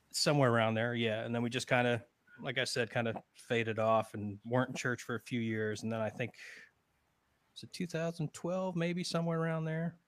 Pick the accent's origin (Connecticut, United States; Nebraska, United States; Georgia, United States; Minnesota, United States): Connecticut, United States; moved away as an adult; now in Florida, United States; I'm from Connecticut originally. I've been in Florida, uh, boy, going on seventeen years now